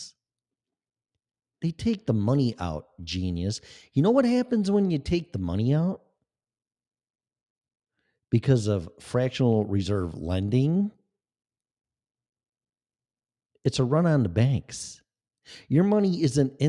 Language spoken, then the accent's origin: English; Illinois, United States; Illinois, which is another shithole in my home state.